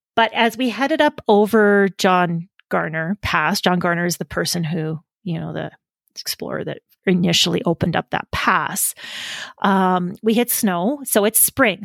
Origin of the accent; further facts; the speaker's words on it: Canadian Prairies, Canada; moved away; I grew up in the Canadian prairies